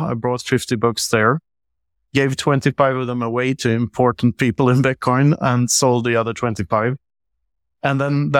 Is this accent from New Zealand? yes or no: no; Sweden; also born or lived in Mozambique / Tanzania; I'm 47 years old. I grew up in Sweden and a handful of other countries. I lived for half a year in Mozambique and a couple of years in Tanzania.